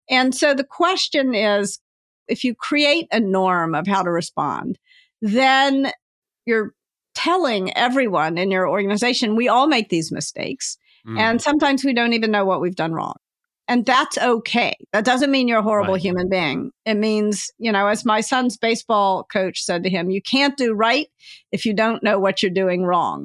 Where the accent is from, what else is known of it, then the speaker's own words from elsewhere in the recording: the South, United States; I was raised in the South, so "you all" falls trippingly off my tongue